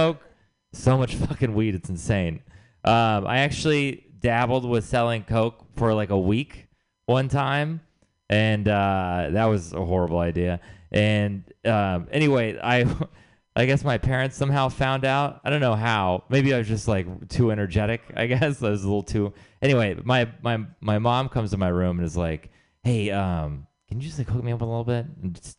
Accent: Texas, United States; moved away; I'm from Texas, I should say. I'm originally from Texas.

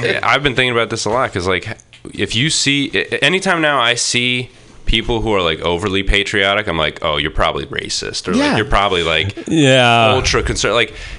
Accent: Maine, United States; now in Portland, United States; I'm from Maine.

